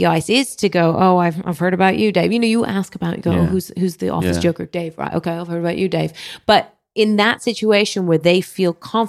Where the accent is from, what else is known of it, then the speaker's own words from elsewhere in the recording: Philippines; I was gigging in Dubai, and I'm Filipino